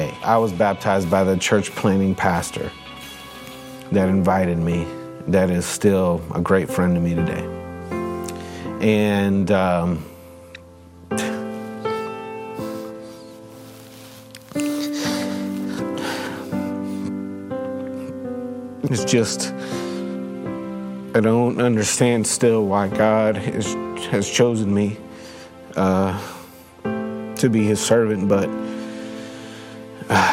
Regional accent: New Jersey, United States; When I was a kid living in New Jersey, we lived in an older house

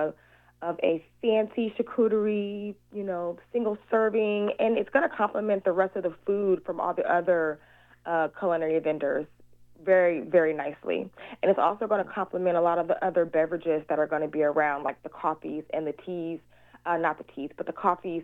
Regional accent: Seattle, Washington, United States; also born or lived in Chicago, Illinois; That's where I was originally born. Even though I'm a Seattle native and I moved down here when I was like 6 months old, I was born in Chicago.

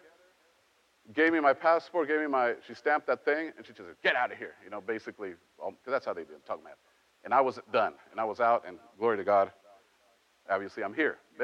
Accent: Mexico; moved away; I grew up in Mexico

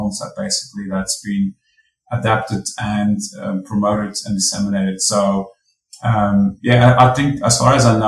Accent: Belgium; now in Australia; I am from Belgium

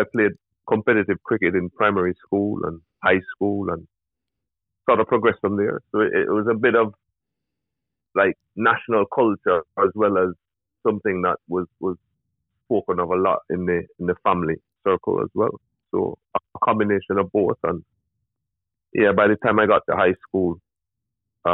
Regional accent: Jamaica; I grew up in rural Jamaica

